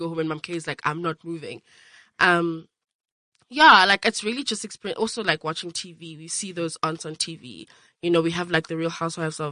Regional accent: Durban, KwaZulu-Natal, South Africa; born or raised there; also born or lived in Bloemfontein, Free State / Pretoria

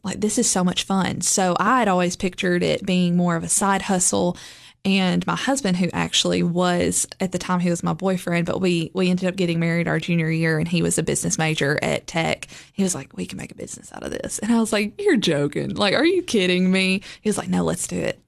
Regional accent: Lebanon, Tennessee, United States; also born or lived in Gordonsville, Smith County, Tennessee / Cookeville, Tennessee; I grew up in Lebanon, Tennessee, which is just, like, forty-five minutes from here. Um, also kind of half grew up in Smith County as well in the Gordonsville area.

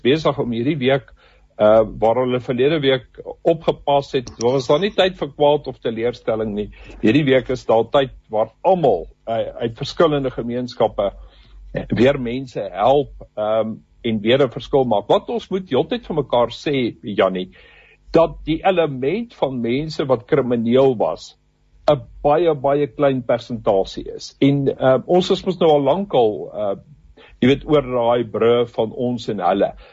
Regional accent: South Africa; ons as as Afrikaners

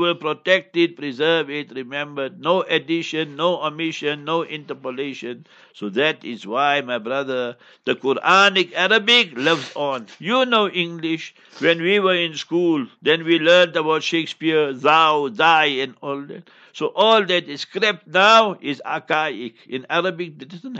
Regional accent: Heidelberg, South Africa; I come from Heidelberg, ons praat biki biki Afrikaans ook.

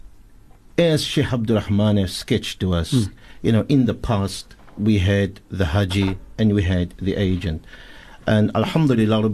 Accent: South Africa; as South African Hujjaj

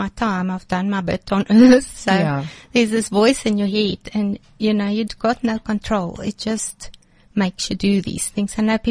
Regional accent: Sasolburg, Free State, South Africa; moved away as an adult; also born or lived in Johannesburg; I was born in Johannesburg, came from a happy home. We moved to Sasolburg after

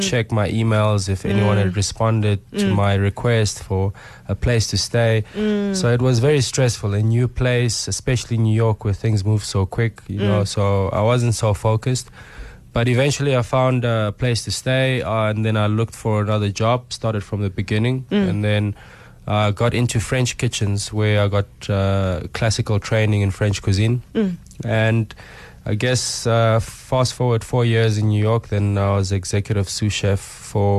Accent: Johannesburg, Gauteng, South Africa; born and bred in Soweto. Obviously grew up in Joburg

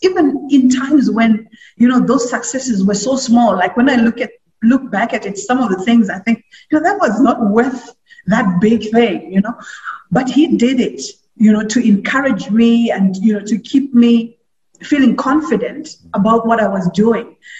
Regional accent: Mutare, Manicaland, Zimbabwe; also born or lived in Masvingo; I was, um, uh, born in Mashenyo, but, uh, I was raised in Mutare.

